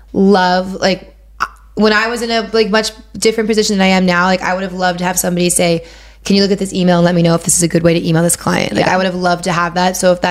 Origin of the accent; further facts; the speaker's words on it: Pittsburgh, Pennsylvania, United States; moved away; And I'm originally from Pittsburgh